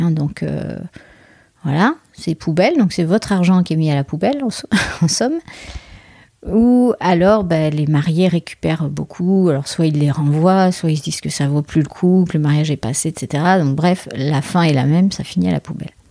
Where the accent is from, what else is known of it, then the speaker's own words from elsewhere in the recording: Bordeaux, Nouvelle-Aquitaine, France; je suis de Bordeaux